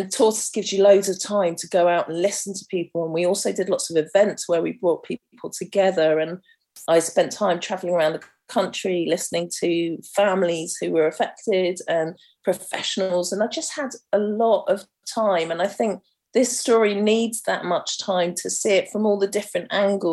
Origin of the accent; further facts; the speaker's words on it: London, United Kingdom; growing up in Camden's so diverse